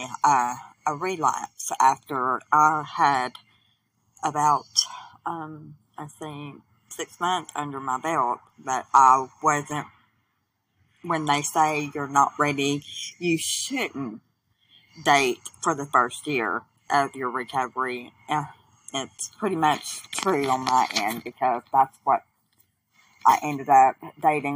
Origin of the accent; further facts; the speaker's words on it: Southwest Arkansas, United States; I'm from Southwest Arkansas in the United States of America.